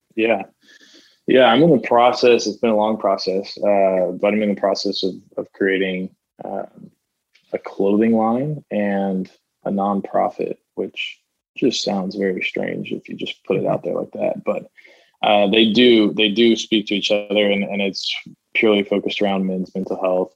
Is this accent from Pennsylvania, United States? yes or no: no; Florida, United States; I grew up in Florida